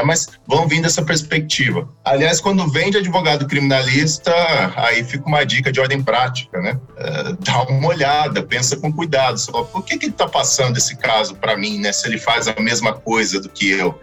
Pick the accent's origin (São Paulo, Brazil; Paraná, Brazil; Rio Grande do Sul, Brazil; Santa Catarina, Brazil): São Paulo, Brazil; Vale do Paraíba; Eu sou da região do Vale do Paraíba